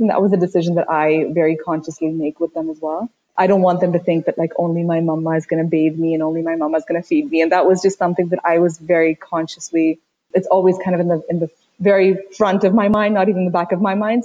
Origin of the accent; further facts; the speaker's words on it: Washington, District of Columbia, United States; also born or lived in Uttar Pradesh, India; my family moved to the DC area when I was quite young. I spent the next 27 years or so living in DC. I went to school there.